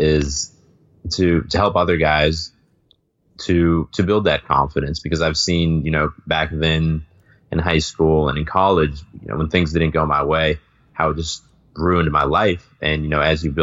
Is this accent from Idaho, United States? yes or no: no; south of Boston, Massachusetts, United States; moved away as an adult; now in Spain; I grew up a little bit south of Boston and I went to the public high school in my town